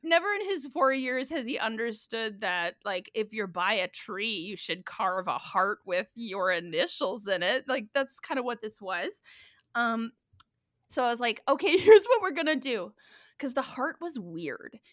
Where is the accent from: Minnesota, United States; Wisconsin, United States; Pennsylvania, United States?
Minnesota, United States; moved away; also born or lived in New York City; I'm from Minnesota originally